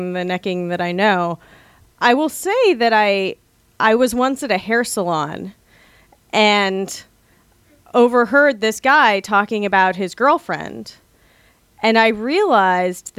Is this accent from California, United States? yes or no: yes; California, United States; now in Washington, D.C., United States; I'm from California